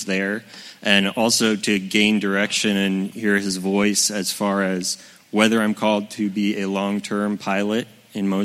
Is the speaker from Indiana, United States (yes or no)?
yes; Warsaw, Indiana, United States; I grew up here in Warsaw, right down the road